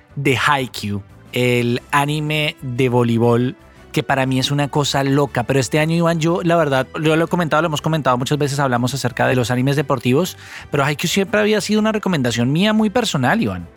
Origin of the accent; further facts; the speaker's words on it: Colombia; un país como el nuestro